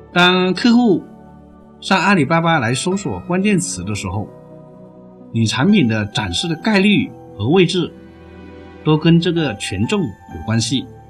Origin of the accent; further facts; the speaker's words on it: China; 我们中国人